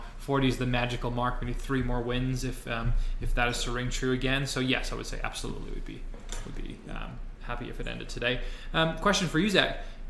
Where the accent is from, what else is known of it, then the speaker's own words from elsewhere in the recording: Wales, United Kingdom; As a Welshman